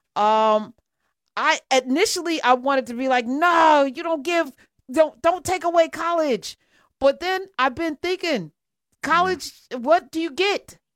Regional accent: United States; as an American

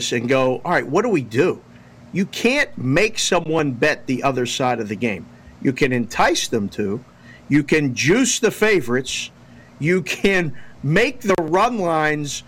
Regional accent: Pittsburgh, Pennsylvania, United States; I'm from Pittsburgh. That's Pittsburgh in the background

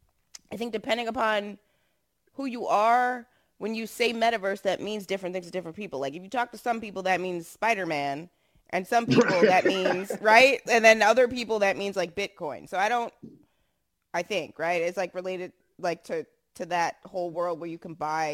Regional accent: United States; Black Americans

